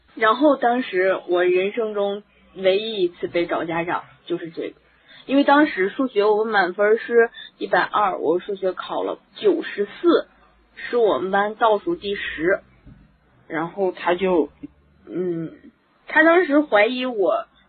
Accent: Heilongjiang, China; now in Hebei, China; 我们黑龙江

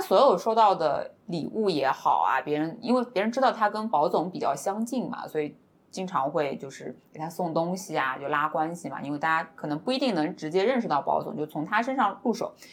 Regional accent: Shanghai, China; 小柯姐姐跟我算是都是上海人嘛

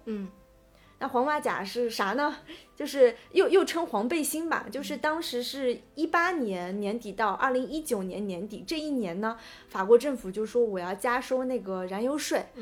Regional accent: China; 因为我们中国人去欧洲是需要办签证

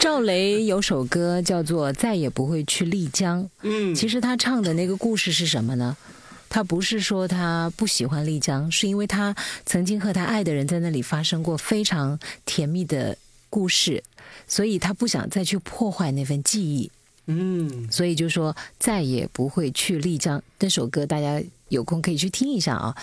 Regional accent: Lianyuan, Hunan, China; moved away; 因为我老家就是有个钢厂

